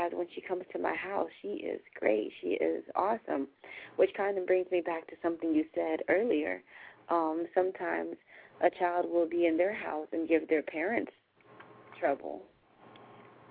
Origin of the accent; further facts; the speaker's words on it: United States; the way that we were raised here in the United States